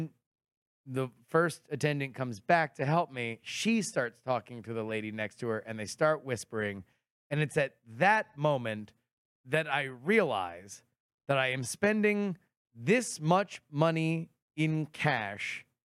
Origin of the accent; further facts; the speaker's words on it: Florida, United States; I was raised in Florida